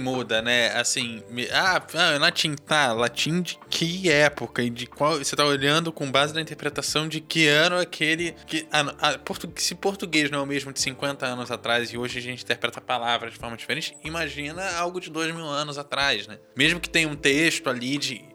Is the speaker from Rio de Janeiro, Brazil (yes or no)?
yes; Rio de Janeiro, Brazil; Eu, como carioca